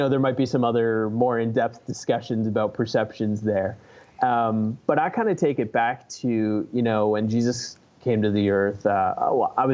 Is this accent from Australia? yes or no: no; Canada; moved away as an adult; now in Fort Myers, United States; I was born and raised in Canada, and we moved here to Fort Myers about a year and a half ago